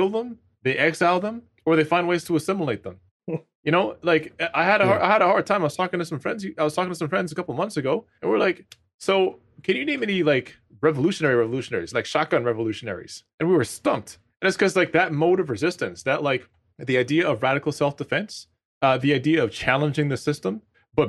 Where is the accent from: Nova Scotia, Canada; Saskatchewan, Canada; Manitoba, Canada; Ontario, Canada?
Ontario, Canada; Toronto; I'm from Rexdale, Ontario, right? So it's a suburb in Toronto, one of the lowest income neighborhoods in the city